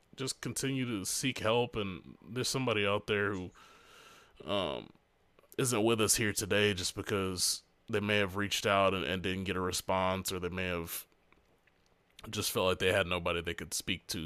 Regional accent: Hampton, Virginia, United States; moved away; where I was born in Hampton

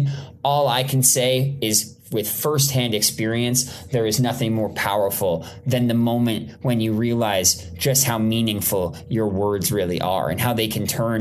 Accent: Toronto, Ontario, Canada; now in Los Angeles, United States; I grew up in Toronto, Canada. I live in Los Angeles, California.

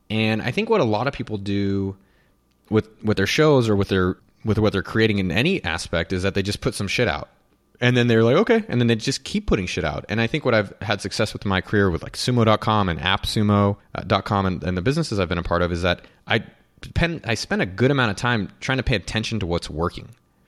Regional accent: California, United States; I'm from the Bay Area, so we say hella.

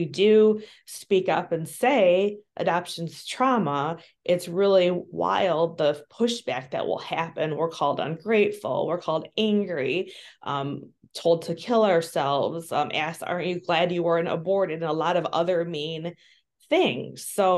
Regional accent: Midwest, United States; also born or lived in Bogota, Colombia; I was born in Bogota, Colombia, and I was sold to a white Jewish couple in the Midwest. So I was taken to the Midwest, and that's where I grew up.

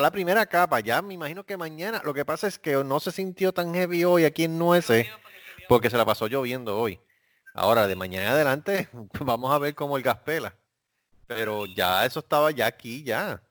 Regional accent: Puerto Rico; nosotros somos la jurisdicción de Estados Unidos con más casos de esto

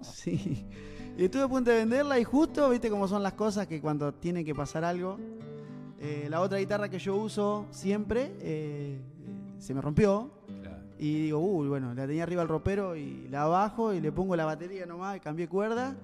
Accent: Duggan, Buenos Aires, Argentina; also born or lived in England; en mi pueblo, en Dugan, donde yo nací

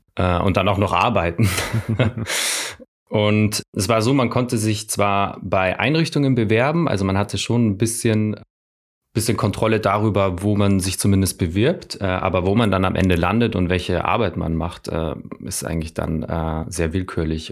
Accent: Salzburg, Austria; ich komme ja aus Österreich, aus Salzburg

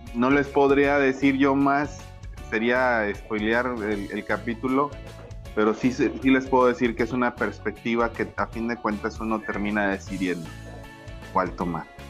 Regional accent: Ébano, San Luis Potosí, Mexico; soy eh, un humilde servidor en México, en, la, en, en, en Ébano San Luis Potosí, orgullosamente potosino

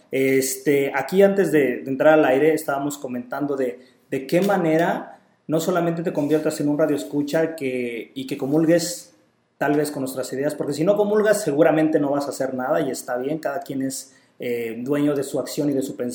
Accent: Puebla, Mexico; now in Puerto Vallarta, Mexico; yo soy de Puebla, no soy de aquí de Vallarta, sin embargo, el tema del calor pues no me, no me conflictúa tanto, ya me acostumbré y me gusta.

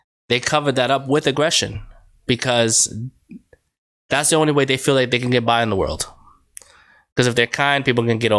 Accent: New York, United States; now in Connecticut, United States; Boy, I'm from New York. Mm-hmm. I moved to Connecticut. Mm-hmm. I love New York. But there's a big difference between New York and Connecticut.

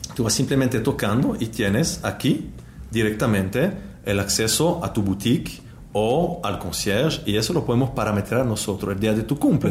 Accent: Neuchâtel, Switzerland; Spanish is a second language; del cantón de Neuchâtel, de donde yo vengo

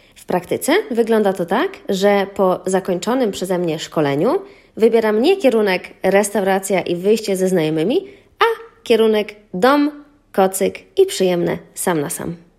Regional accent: Lublin Voivodeship, Poland; now in Warsaw, Poland; Mieszkam w Warszawie, ale pochodzę z Lubelszczyzny

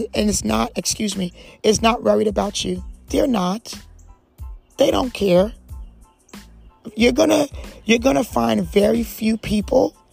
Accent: New Jersey, United States; now in Jacksonville, United States; I talk to you from a person that's an immigrant. I talk to you from a person that was raised, that was brought up in New Jersey on the East Coast

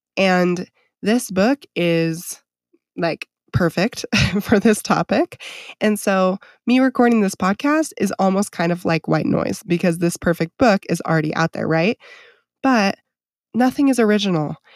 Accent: Idaho, United States; I grew up on acreage in Idaho

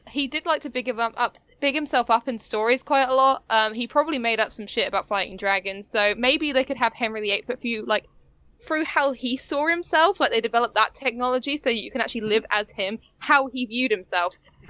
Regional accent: United Kingdom; as a British person.

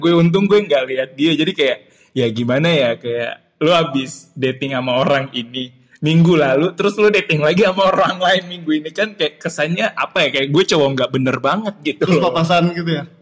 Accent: Sulawesi, Indonesia; dia masih ingat kalau gue tuh berasal dari Sulawesi gitu

